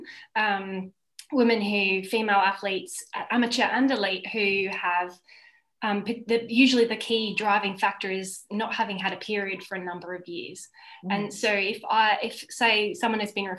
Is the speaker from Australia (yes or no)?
yes; Australia; moved away as an adult; now in Girona, Spain; I'm an Australian advanced sports dietitian and I'm based in Girona